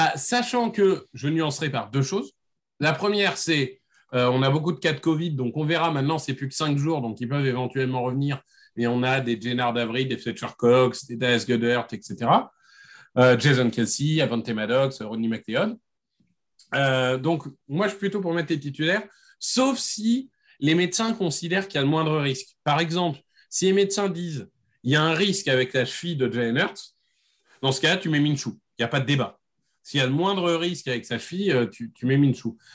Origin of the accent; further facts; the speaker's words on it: Amiens, Hauts-de-France, France; je viens d'Amiens